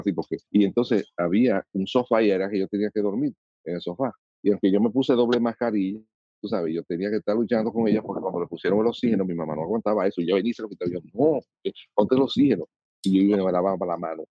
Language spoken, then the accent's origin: Spanish; Dominican Republic; como soy dominicano